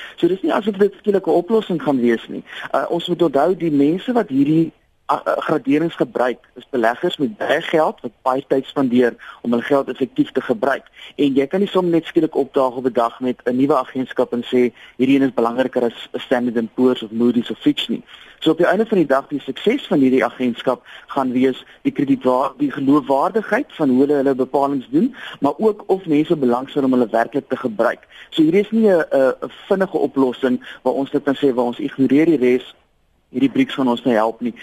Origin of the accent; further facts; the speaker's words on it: South Africa; as Suid-Afrikaner